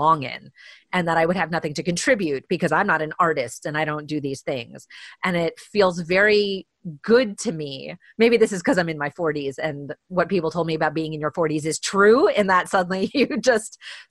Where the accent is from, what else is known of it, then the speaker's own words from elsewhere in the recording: Vancouver, British Columbia, Canada; And we're all from Vancouver.